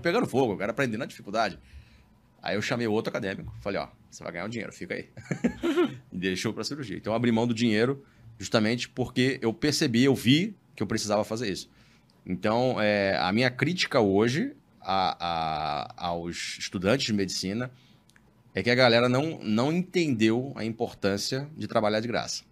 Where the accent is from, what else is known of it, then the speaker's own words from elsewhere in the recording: Baixada Fluminense, Rio de Janeiro, Brazil; eu sou, fui criado na Baixada Fluminense